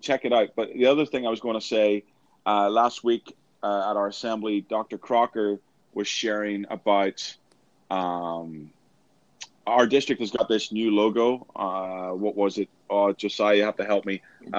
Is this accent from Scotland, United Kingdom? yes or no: no; Northern Ireland, United Kingdom; growing up in Northern Ireland, I experienced a lot of open air preaching.